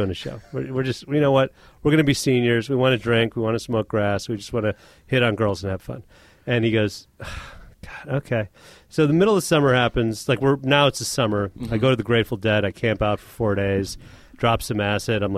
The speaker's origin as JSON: {"language": "English", "town": "Chicago", "region": "Illinois", "country": "United States", "said": "I'm from Chicago"}